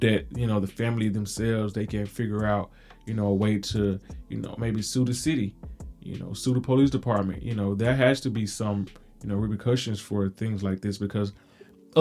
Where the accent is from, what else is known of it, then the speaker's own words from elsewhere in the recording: Mississippi, United States; I am from Mississippi